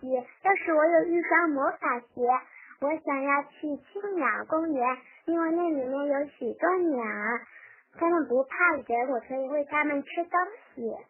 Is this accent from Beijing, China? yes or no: yes; Beijing, China